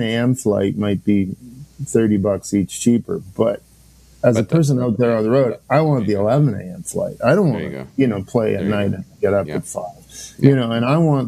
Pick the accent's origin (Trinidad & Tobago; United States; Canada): Canada; Salmon Arm, British Columbia; moved away; also born or lived in New Brunswick; I was born in New Brunswick, but grew up in a town called Salmon Arm, B.C., Interior